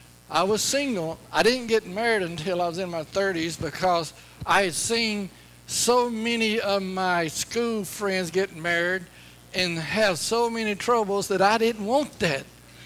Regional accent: Louisiana, United States; But I grew up in Northwest Louisiana, and I had a good life. Dirt poor.

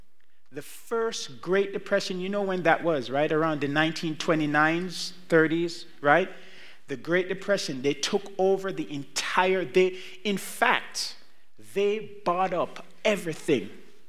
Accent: Jamaica; born there; I was not born in the United States. Neither was I born in Canada. I was born in Jamaica.

